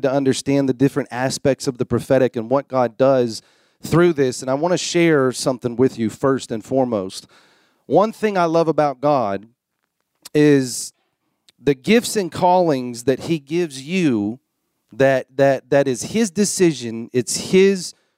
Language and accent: English; Florida, United States; moved away; I'm a Florida boy. I'm a Southern boy